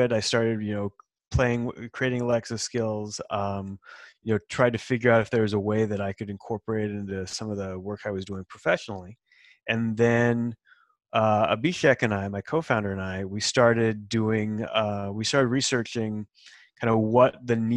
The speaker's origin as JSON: {"language": "English", "town": "Salt Lake City", "region": "Utah", "country": "United States", "tie": "born or raised there", "also_born_or_lived": "California", "moved": "as an adult", "lives_now": "Seattle, United States", "said": "I'm actually from Salt Lake City and grew up in Utah and spent some time in California"}